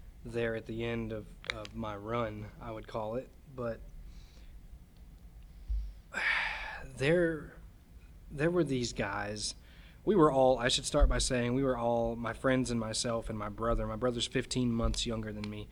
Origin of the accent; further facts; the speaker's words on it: United States; I'm an American, and it felt American to be there